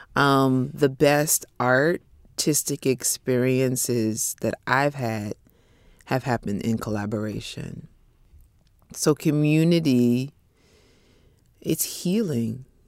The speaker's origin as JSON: {"language": "English", "area": "Bay Area", "region": "California", "country": "United States", "tie": "born or raised there", "said": "a small publishing company in the Bay Area where I grew up in California"}